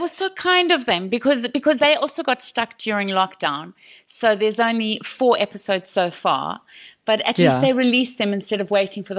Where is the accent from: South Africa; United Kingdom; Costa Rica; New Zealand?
South Africa; Kuruman, Northern Cape; I was born in Kuruman.